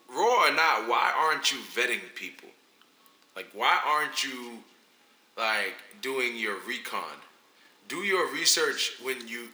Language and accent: English; New York City, New York, United States; I'm from the Bronx, bro.